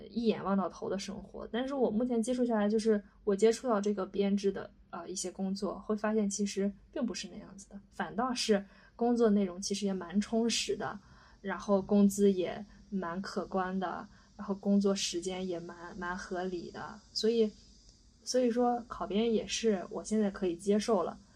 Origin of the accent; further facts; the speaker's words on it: Shandong, China; moved away as an adult; now in Shanghai, China; 我是山东人